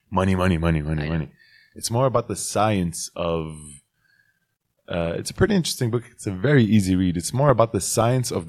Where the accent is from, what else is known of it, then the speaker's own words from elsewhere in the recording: United States; Look, I'm American, so I would, I would